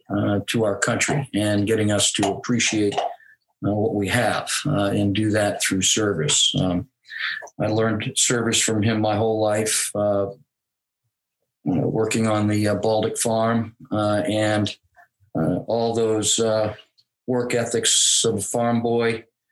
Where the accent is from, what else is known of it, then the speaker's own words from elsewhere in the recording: Laconia, New Hampshire, United States; I was born and raised here in New Hampshire, been a resident of New Hampshire for 58 years, and I'm 58 years old. Loved this place, came back to it after I retired.